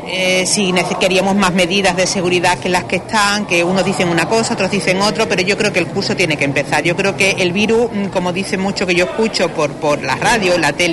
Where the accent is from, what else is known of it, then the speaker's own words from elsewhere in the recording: Huelva, Andalusia, Spain; yo como una onubense que soy y una onubense más, pues quiero acercarme con mis hijos